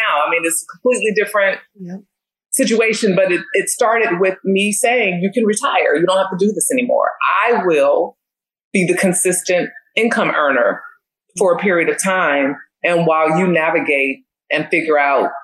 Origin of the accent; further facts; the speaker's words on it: the Bay, California, United States; now in Philadelphia, United States; I'm a girl from the Bay in the city of brotherly love.